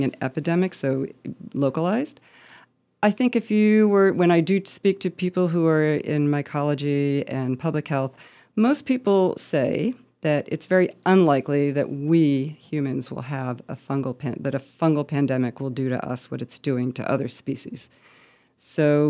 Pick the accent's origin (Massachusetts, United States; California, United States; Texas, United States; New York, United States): Massachusetts, United States; Montague; my hometown of Montague, Massachusetts